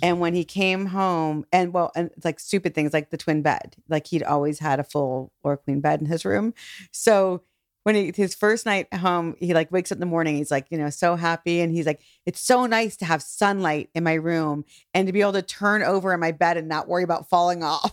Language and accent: English; Cleveland, Ohio, United States; moved away as an adult; growing up in Cleveland